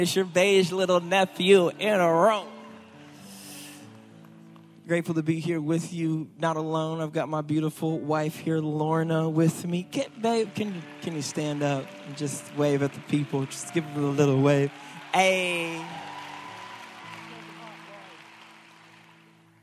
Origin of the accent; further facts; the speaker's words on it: Michigan, United States; now in Houston, United States; I grew up in Michigan